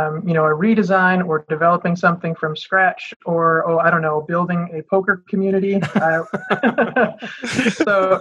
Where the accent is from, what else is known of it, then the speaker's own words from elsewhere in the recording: Michigan, United States; I'm born and raised in Michigan